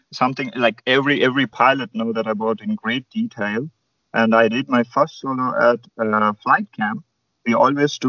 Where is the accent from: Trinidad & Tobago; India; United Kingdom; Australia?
India; moved away as an adult; now in Germany; there are quite few glider clubs in India, and I never even had a chance to fly gliders at my home country